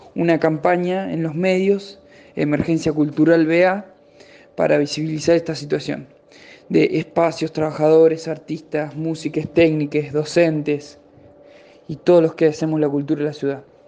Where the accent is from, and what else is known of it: Buenos Aires, Argentina